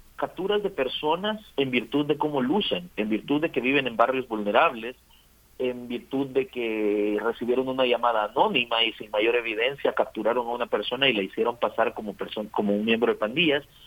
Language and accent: Spanish; El Salvador; somos los salvadoreños